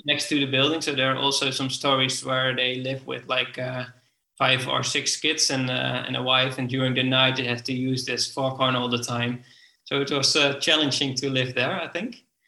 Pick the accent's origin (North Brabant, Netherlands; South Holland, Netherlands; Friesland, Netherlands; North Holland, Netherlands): Friesland, Netherlands; I grew up in Friesland. It's a uh, it's a province in the north with a lot mm-hmm. of water.